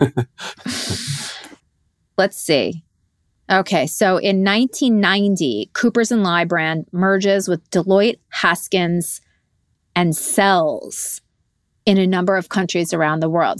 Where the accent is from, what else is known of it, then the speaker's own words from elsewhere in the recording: Montrose, New York, United States; also born or lived in Peekskill; I was born in Peekskill, but for the majority of my life I grew up in Montrose.